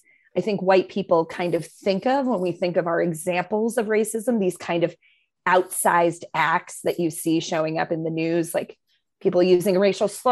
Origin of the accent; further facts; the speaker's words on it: Maine, United States; I'm a white lady. I grew up in Maine, predominantly white schools